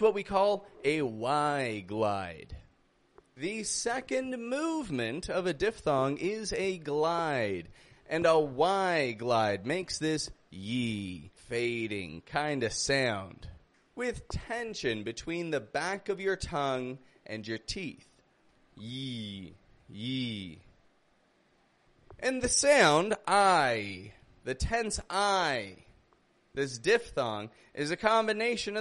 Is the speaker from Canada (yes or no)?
yes; Canada; now in Mexico; I come from Canada. I live in Mexico